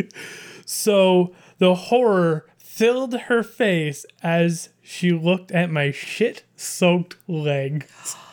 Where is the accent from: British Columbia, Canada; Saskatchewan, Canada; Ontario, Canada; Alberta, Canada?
British Columbia, Canada; I grew up in British Columbia